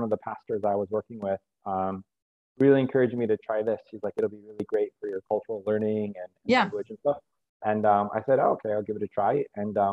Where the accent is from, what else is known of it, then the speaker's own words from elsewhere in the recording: central Iowa, United States; moved away as an adult; also born or lived in South Korea / Michigan; now in Cambodia; in central Iowa, youngest of 6 kids.